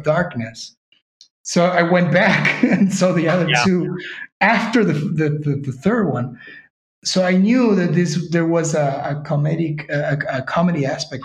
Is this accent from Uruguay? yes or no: yes; Uruguay; moved away as an adult; now in Spain; we are both from Uruguay